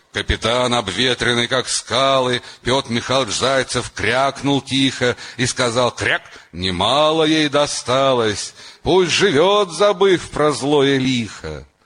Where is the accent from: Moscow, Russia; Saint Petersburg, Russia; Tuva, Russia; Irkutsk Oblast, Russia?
Moscow, Russia; я из Москвы, он из Душанбе.